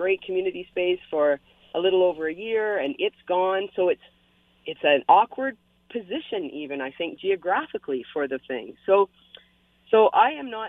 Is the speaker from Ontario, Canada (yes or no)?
yes; London, Ontario, Canada; now in Hamilton, Canada; I'm from London originally, and in the city of London, Ontario